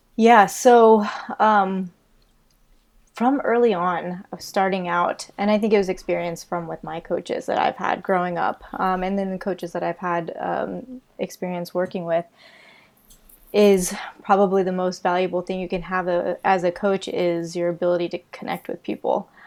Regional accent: Illinois, United States; moved away as an adult; also born or lived in Tampa, Florida / Colorado; now in Florida, United States; I'm from Illinois

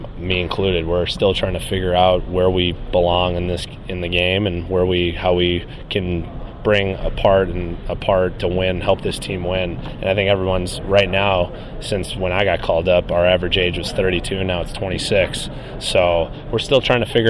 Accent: Chicago, Illinois, United States; now in Florida, United States; I'm from Chicago originally, but I moved down to Florida

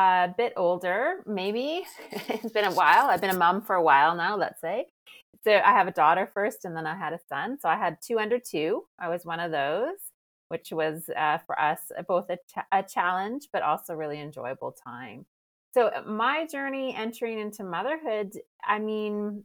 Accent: Canada; now in France; I'm Canadian, but based in France.

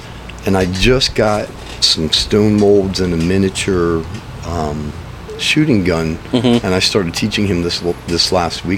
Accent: Manassas, Virginia, United States; now in Yuma, United States; I'm from Manassas, Virginia

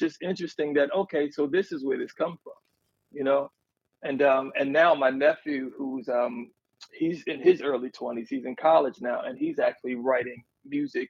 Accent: Baltimore, Maryland, United States; I'm from Baltimore, Maryland.

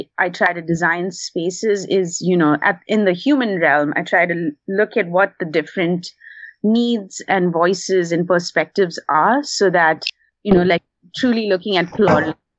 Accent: India; first language English; now in Portland, United States

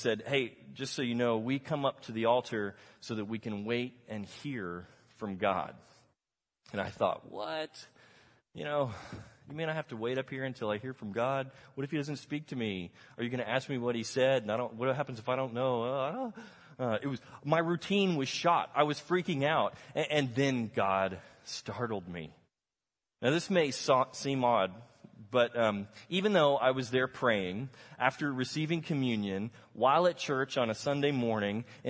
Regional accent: Texas, United States; I grew up in Texas, I never learned Spanish

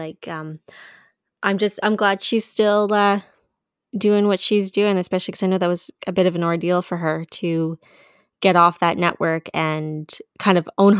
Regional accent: Canada; as well, like obviously as a Canadian and as just a female producer.

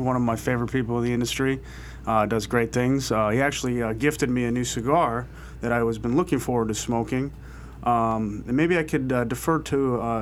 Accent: Minneapolis, Minnesota, United States; moved away; I'm from Minneapolis

